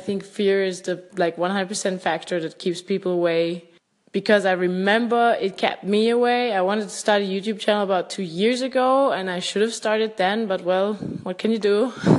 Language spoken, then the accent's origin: English; Austria; I'm from Austria, by the way